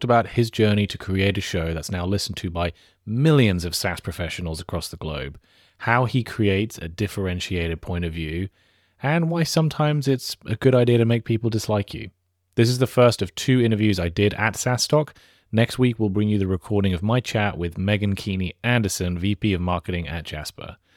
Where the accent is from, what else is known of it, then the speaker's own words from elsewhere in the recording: United Kingdom; I'm British.